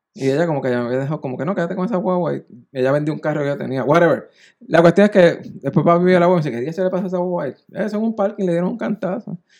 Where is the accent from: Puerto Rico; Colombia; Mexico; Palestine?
Puerto Rico; Naguabo; yo soy de Naguabo, yo viví en Naguabo